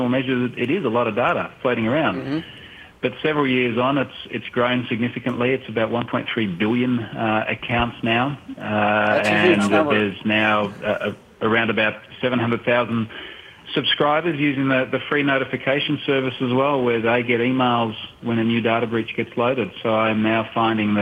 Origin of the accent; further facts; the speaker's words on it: Australia; I'm obviously Australian.